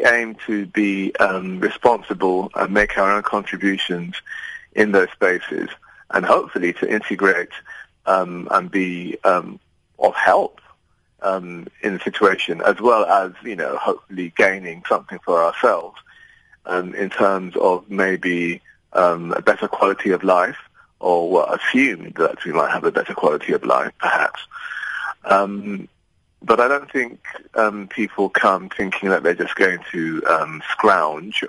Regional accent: Nigeria; moved away as an adult; now in London, United Kingdom; My parents took me to Nigeria, and I sort of went to secondary school and university there

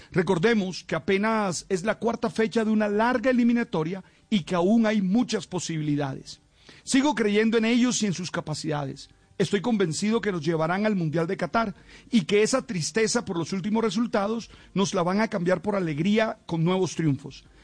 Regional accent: Colombia; No voy a ceder a esa tentación caníbal que nos define como colombianos

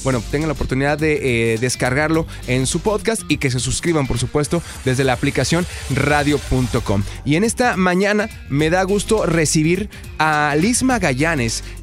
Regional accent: Ciudad Juárez, Chihuahua, Mexico; now in Dallas, United States; Soy de Ciudad Juárez.

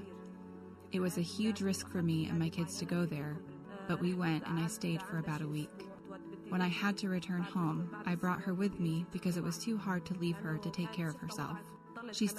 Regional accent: Afrin, Aleppo Governorate, Syria; moved away as an adult; now in Lebanon; I am Kurdish Syrian from Afrin

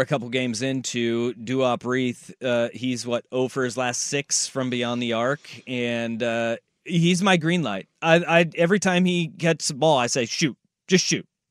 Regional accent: Hillsboro, Oregon, United States; I'm technically from Hillsboro

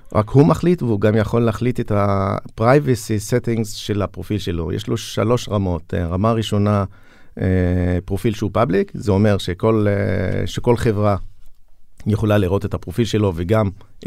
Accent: Julis, Northern District, Israel; מכפר ג'וליס

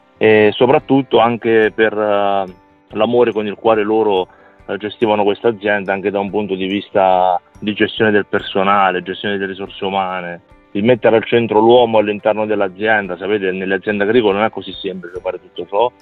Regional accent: Termoli area, province of Campobasso, Molise, Italy; io abito a Termoli, quindi è a quindici chilometri da Petacciato, quindi, diciamo, nel mio, nel mio territorio, il mio paese nativo.

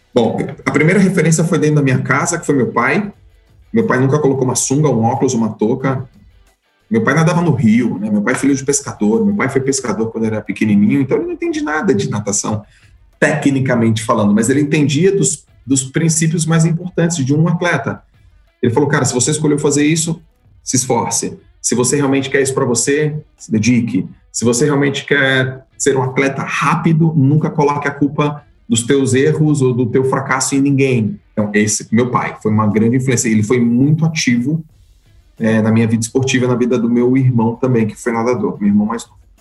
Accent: Santos, São Paulo, Brazil; eu sou de Santos, fui nadador em Santos a minha carreira inteira.

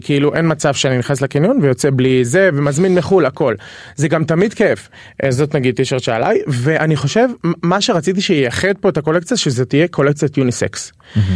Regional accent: Dimona, Southern District, Israel; moved away as an adult; also born or lived in Beersheba; now in Tel Aviv, Israel; אני מהדרום במקור

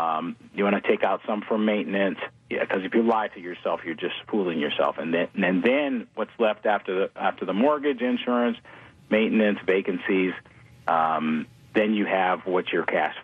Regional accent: New Orleans, Louisiana, United States; now in Houston, United States; I'm from New Orleans

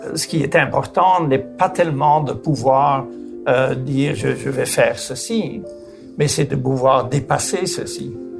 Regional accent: Flanders, Belgium; mon pays natal, qui est la Flandre, en Belgique

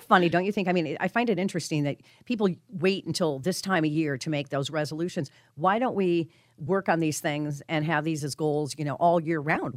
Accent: Colorado, United States; moved away; I'm from Colorado. I grew up there

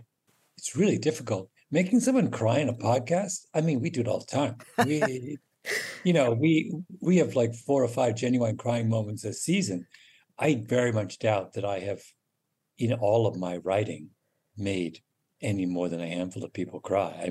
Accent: Canada; also born or lived in England; my Canada memories

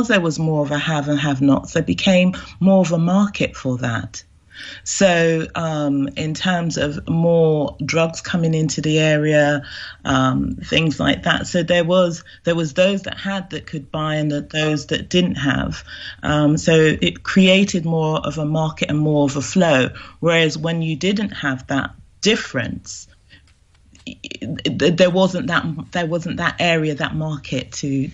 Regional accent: London, United Kingdom; they both immigrated to the UK, and I was brought up in the UK

